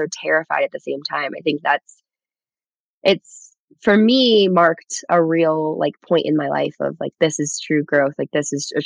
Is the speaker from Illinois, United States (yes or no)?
yes; Chicago, Illinois, United States; moved away as an adult; now in Seattle, United States; my hometown of Chicago